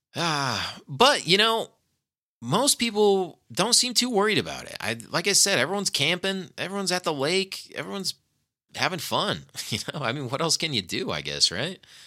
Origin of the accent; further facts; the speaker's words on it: Nevada, United States; here at my home state